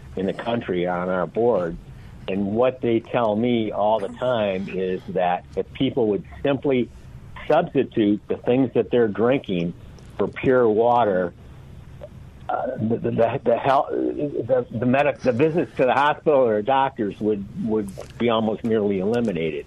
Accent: Michigan, United States; moved away as an adult; now in Santa Barbara, United States; I'm actually from Michigan. I now live in Santa Barbara, California

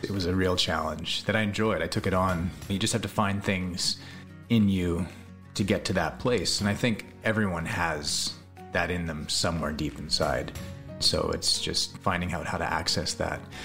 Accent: Salt Spring Island, British Columbia, Canada; also born or lived in California; living on Salt Spring Island now, where I grew up

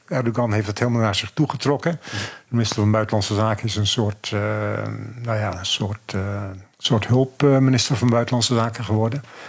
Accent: Zaandam, North Holland, Netherlands; Ik kom zelf uit de Zaanstreek, uit Zandam

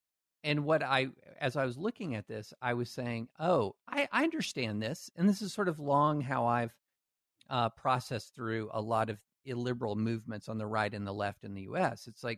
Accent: Alabama, United States; born there; also born or lived in Louisiana / Tennessee / Kentucky; I was born in Alabama, lived in Louisiana, Tennessee, and Kentucky.

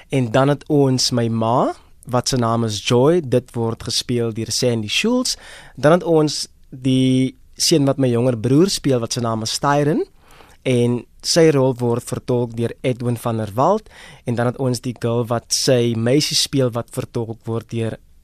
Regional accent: Worcester, Western Cape, South Africa; moved away as an adult; now in Johannesburg, South Africa; Ek is van Woester. Hmm? In die Boland oorspronklik van Woester daar in die Weskaap, van die Boland. So dis waar ek oorspronklik vandaan kom. Daar groot geword, uh, skool gegaan en gematrikuleer daar.

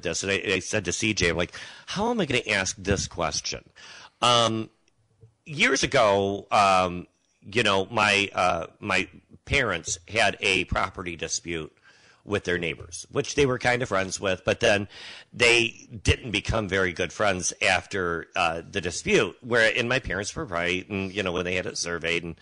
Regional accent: Monroe County, Michigan, United States; moved away; I'm from the east side as well, Monroe County

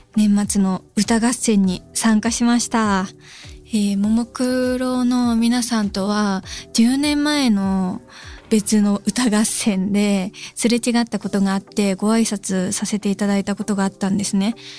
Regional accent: Hyogo, Japan; 私兵庫県出身で福崎町はマジでめちゃくちゃ近い町なんです自分の地元と

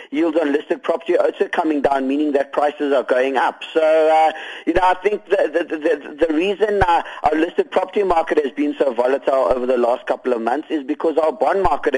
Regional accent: South Africa; as South African investors

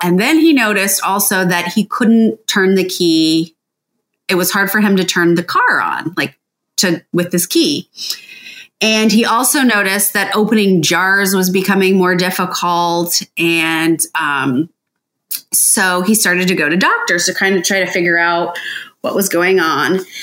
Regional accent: Licking County, Ohio, United States; Kent and I grew up in Licking County

